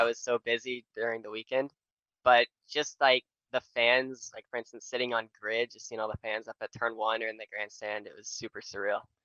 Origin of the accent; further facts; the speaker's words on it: Nashville, Tennessee, United States; I'm from Nashville, Tennessee